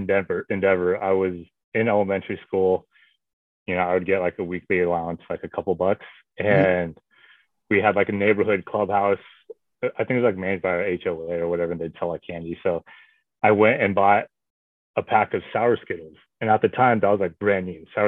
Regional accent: Anchorage, Alaska, United States; originally born and raised in Anchorage, Alaska

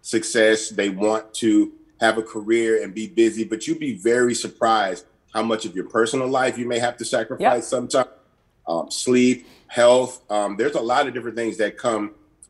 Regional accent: Port Arthur, Texas, United States; we're from Port Arthur, Texas, a very small industrial town

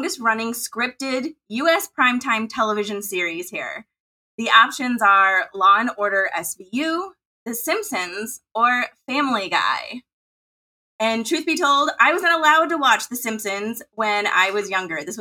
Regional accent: Midwest, United States; accent: Midwest; my Midwest accent

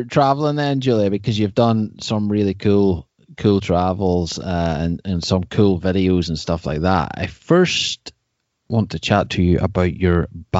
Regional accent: Ireland; Well, I'm from Ireland.

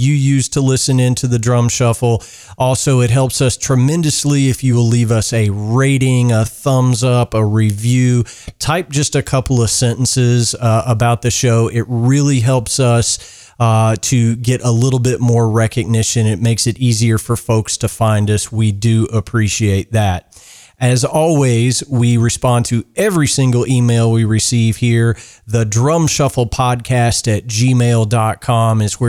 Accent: Kentucky, United States; my hometown

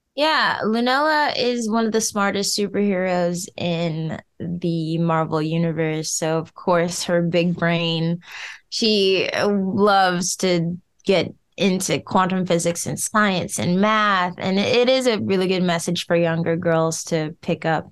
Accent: Detroit, Michigan, United States; I'm from Detroit, Michigan

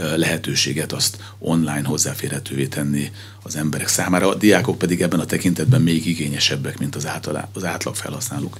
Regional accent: Pécs, Baranya, Hungary; Magam Pécsi vagyok

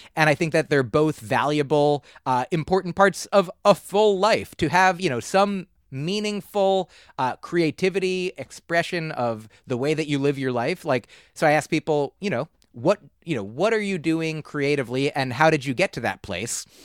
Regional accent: New Jersey, United States; also born or lived in Boston; I grew up in New Jersey

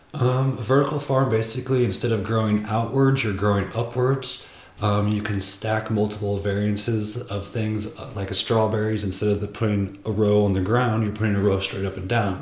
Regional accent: two hours from Chicago, Midwest, United States; moved away; if you drive from my hometown to the big city of chicago where i was at it's corn corn corn

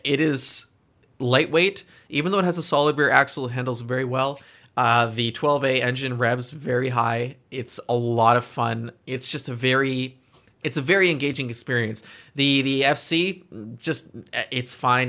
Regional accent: Canada; as a Canadian, I like to feel like I've experienced cold before.

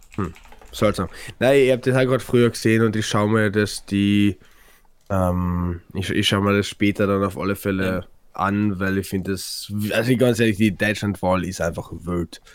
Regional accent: Carinthia, Austria; bei uns in Kärnten

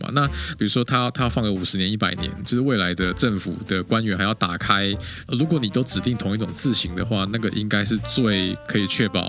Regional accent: Taiwan; 我们台湾人

